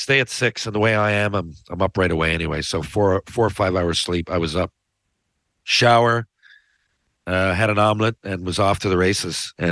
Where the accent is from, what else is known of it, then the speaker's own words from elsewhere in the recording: Newfoundland and Labrador, Canada; as a Newfoundlander